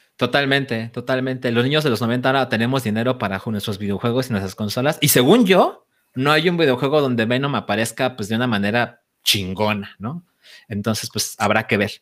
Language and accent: Spanish; Guadalajara, Jalisco, Mexico; moved away as an adult; now in Mexico City, Mexico; me mudé a Ciudad de México a los 24 años y antes siempre viví en Guadalajara